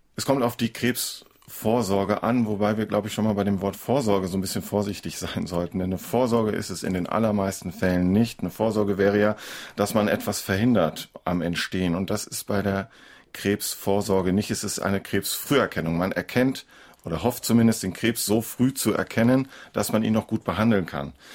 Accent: Northern Germany, Germany; bei uns in Norddeutschland

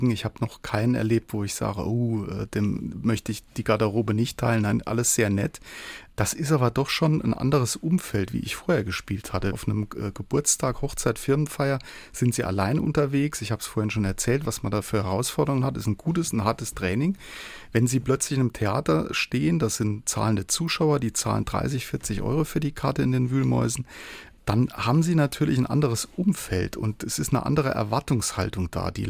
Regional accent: Saarland, Germany; accent: Saarland; Ja, weil äh, das Saarländisch, A, äh, bin ich aus dem Saarland.

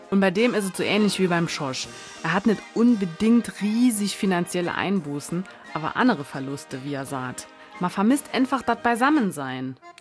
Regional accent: Dillingen, Saarland, Germany; Bei uns in Dillingen ist doch immer Rathaussturm und Umzug in Ähnem

